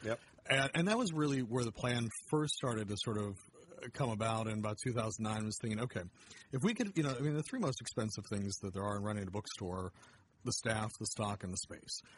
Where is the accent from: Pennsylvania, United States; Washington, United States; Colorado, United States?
Pennsylvania, United States; Erie; also born or lived in State College, Pennsylvania; now in Indianapolis, United States; I grew up in Erie, Pennsylvania, and uh, mainly Pennsylvania